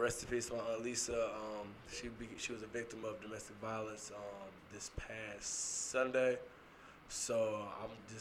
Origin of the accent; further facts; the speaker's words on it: Texas, United States; we're from Texas